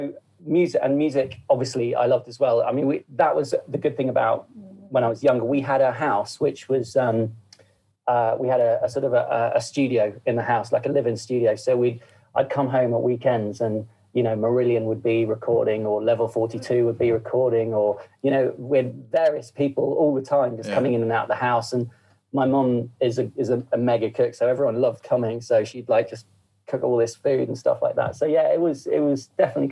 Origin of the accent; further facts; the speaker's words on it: Woking, South East England, United Kingdom; we're from Woking, you know, originally my family's from Woking